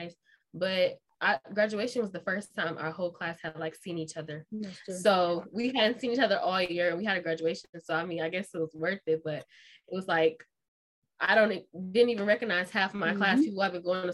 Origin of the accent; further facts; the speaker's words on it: Detroit, Michigan, United States; now in North Carolina, United States; I'm from Detroit, Michigan.